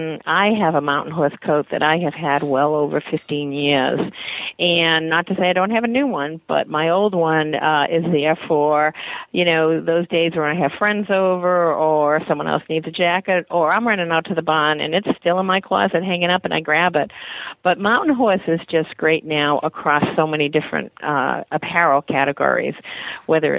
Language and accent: English; New England, United States; you can tell I'm from New England